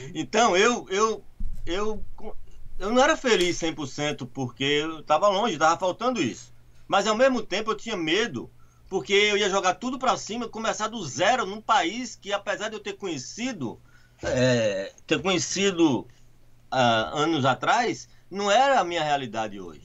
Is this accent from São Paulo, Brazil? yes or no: no; Recife, Pernambuco, Brazil; moved away as an adult; now in United States; eu sou de Recife, Pernambuco